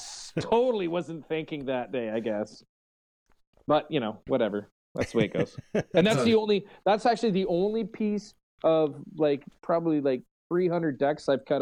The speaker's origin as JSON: {"language": "English", "country": "Canada", "said": "I'm Canadian."}